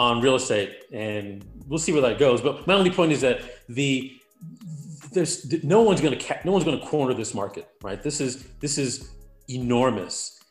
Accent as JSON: {"language": "English", "region": "New York", "country": "United States", "also_born_or_lived": "Atlanta, Georgia", "moved": "yes", "lives_now": "Clovis, United States", "said": "I'm from New York. So from New York to Atlanta to Clovis, really."}